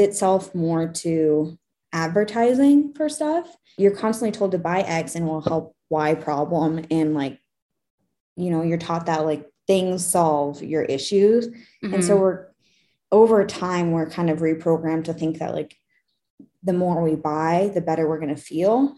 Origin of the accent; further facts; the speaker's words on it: United States; as an American